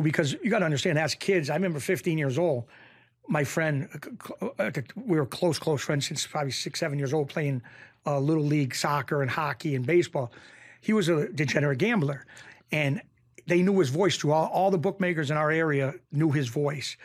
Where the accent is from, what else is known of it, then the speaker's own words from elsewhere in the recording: Springfield, Massachusetts, United States; I grew up in Springfield, Massachusetts